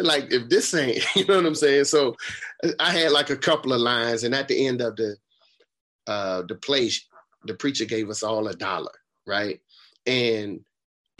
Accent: Raleigh, North Carolina, United States; also born or lived in Boston, Massachusetts; I moved from Boston to Raleigh

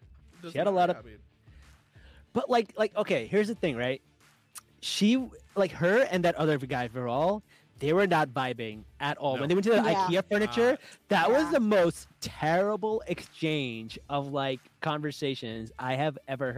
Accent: Pakistan; Like, we're Pakistani. We don't know.

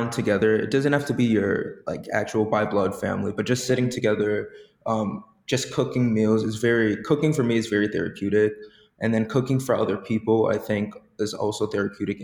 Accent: Long Island, New York, United States; I'm from Long Island

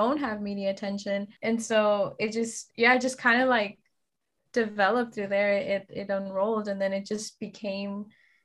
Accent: Bay Area, California, United States; We're both from the Bay Area

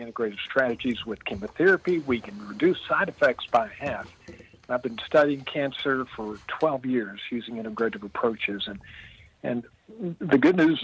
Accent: Midway, Kentucky, United States; I live in the town I grew up in, believe it or not. I'm 66 years old, and I've been in Midway, Kentucky, Central Kentucky, horse country, for 66 years.

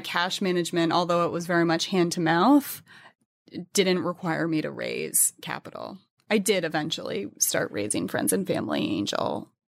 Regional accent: New England, United States; born or raised there

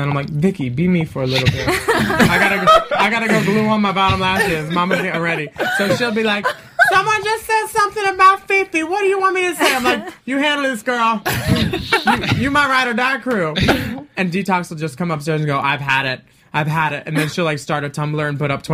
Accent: Philadelphia, Pennsylvania, United States; moved away; I'm from Philly

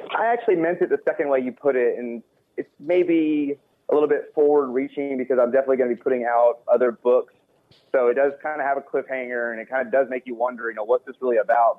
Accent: Texas, United States; I'm from Texas

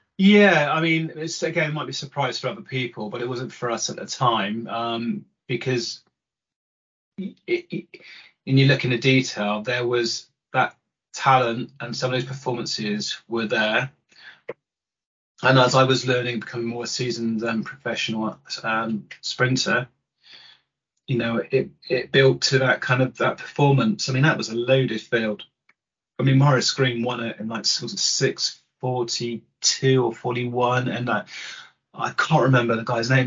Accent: Bath, South West England, United Kingdom; I grew up in Bath

